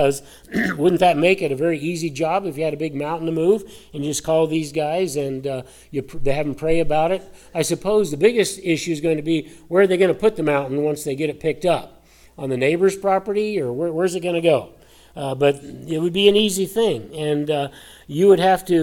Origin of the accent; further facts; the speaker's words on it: Colorado, United States; I grew up in Colorado